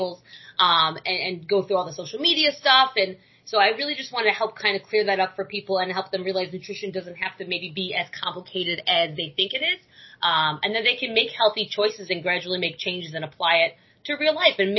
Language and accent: English; New York, United States; moved away as an adult; now in Florida, United States; I moved down here because I'm from New York.